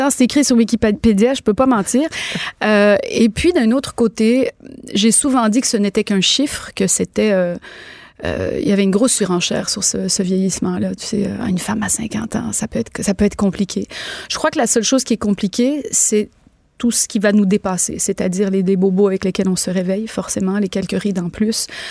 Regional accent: Quebec, Canada; chez nous au Québec, on va avoir un peu plus de misère à dire à quelqu'un tu' t'es pas bon

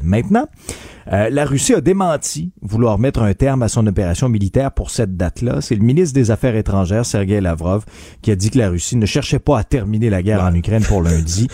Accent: Abitibi, Quebec, Canada; je viens d'Abitibi

